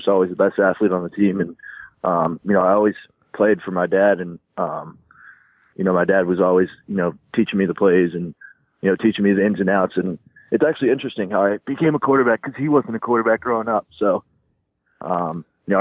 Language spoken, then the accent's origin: English; Florida, United States; moved away; I am from Florida